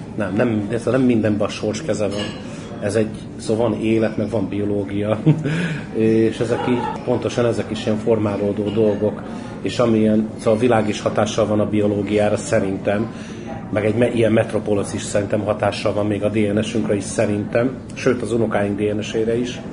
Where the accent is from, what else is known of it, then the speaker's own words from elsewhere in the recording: Hungary; now in Budapest, Hungary; Én a cigánytelet Éppen születtem, de én már gyerekkoromban is kilógtam a- nem a cigány telepről